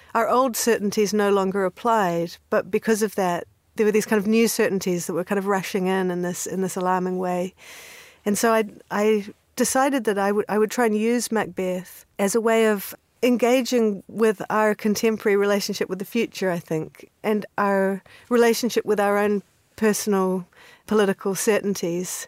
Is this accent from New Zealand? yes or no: yes; New Zealand; moved away; also born or lived in Canada; I grew up in New Zealand. So I was born in Canada and then came to New Zealand when I was six years old